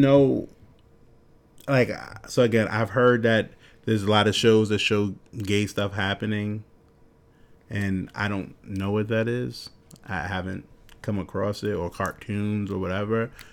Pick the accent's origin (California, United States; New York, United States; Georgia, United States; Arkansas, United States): New York, United States; growing up in New York